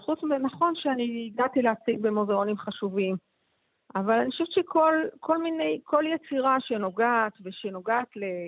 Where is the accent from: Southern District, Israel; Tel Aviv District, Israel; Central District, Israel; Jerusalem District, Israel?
Tel Aviv District, Israel; Ramat Gan; גדלתי בש, ברמת חין